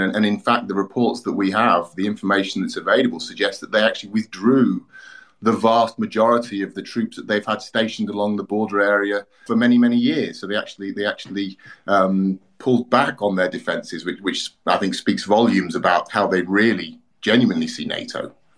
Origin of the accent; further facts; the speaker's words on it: United Kingdom; moved away as an adult; now in Ukraine; I'm British originally